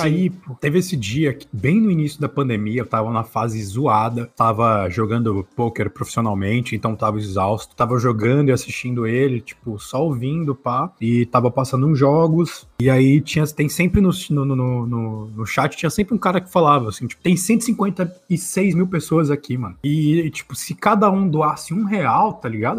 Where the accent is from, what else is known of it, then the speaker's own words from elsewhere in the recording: Brazil; Sou brasileiro, eu falo desse jeito.